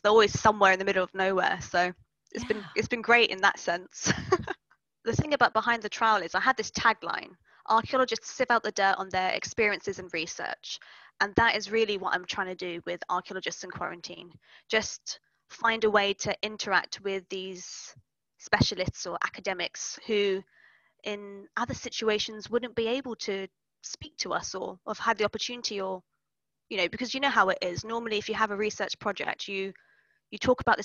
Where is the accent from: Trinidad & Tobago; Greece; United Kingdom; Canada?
United Kingdom; London; back in London, my hometown